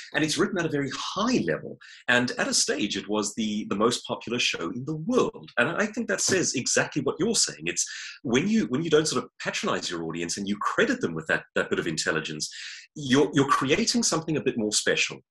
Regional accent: Johannesburg, Gauteng, South Africa; grew up like myself in Johannesburg

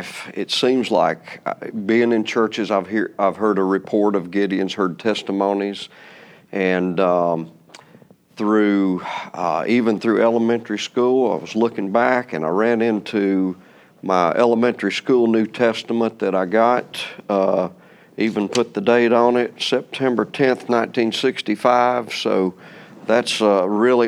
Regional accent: Boone, North Carolina, United States; moved away as an adult; also born or lived in Raleigh, North Carolina / Charlotte, North Carolina / Wilkesboro, North Carolina; I grew up in Boone in the mountains

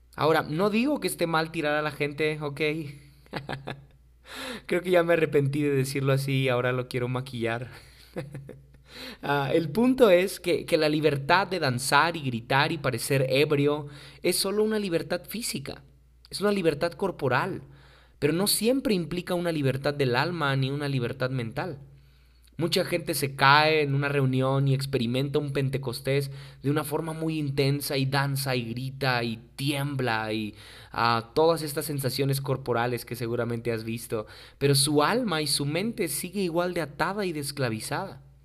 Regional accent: Mexico; muchos mexicanos ni siquiera sabemos

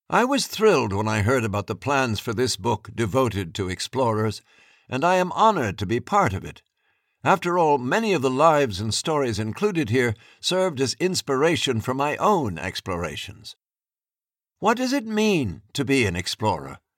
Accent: New York, United States; As a young girl growing up in Harlem in New York, USA, I did not know that I would reach the North and South Poles in my 70s

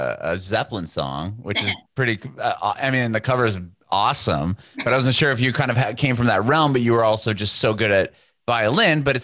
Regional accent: Southern California, United States; I'm from Southern California

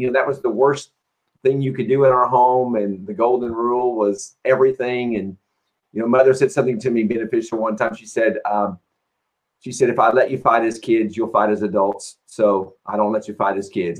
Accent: Indiana, United States; I was raised in Indiana

